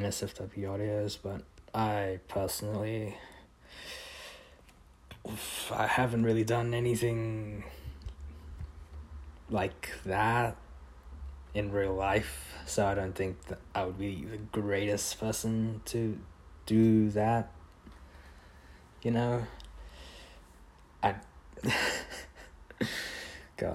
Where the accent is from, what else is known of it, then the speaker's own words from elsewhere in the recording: Australia; I am an Australian. Kind of, I guess. I moved here when I was like a baby, so kind of still works since I grew up here. I'd call myself an Australian